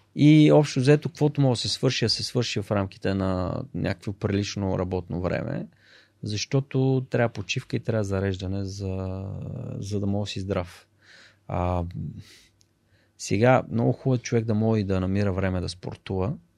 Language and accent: Bulgarian; Blagoevgrad, Blagoevgrad Province, Bulgaria; moved away as an adult; also born or lived in Sofia; съм от Благоевград, там всички са футболисти